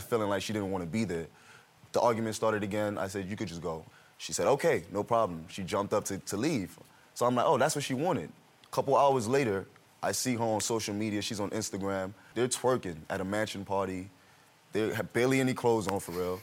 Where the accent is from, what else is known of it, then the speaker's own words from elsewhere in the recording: New York, United States; moved away as an adult; also born or lived in Miami; I'm originally from New York, so um, I moved to Miami